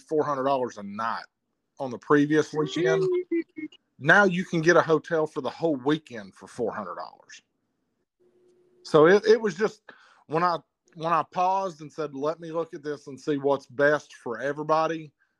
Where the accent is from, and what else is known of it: Knoxville, Tennessee, United States; born or raised there